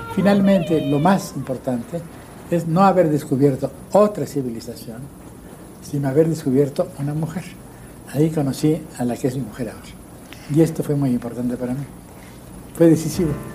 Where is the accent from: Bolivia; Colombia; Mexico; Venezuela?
Mexico; also born or lived in United States; yo había vivido de niño en los Estados Unidos. Y en la escuela, en el kindergarten, el primer día que llegué, tuve un pleito con mis compañeros porque yo no hablaba inglés. Dos años después volví a, México, volví a México